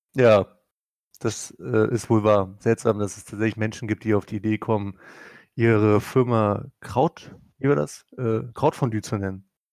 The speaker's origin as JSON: {"language": "German", "region": "Prussia", "country": "Germany", "said": "Bin ja Deutscher, ne? bin ja auch noch Preuße"}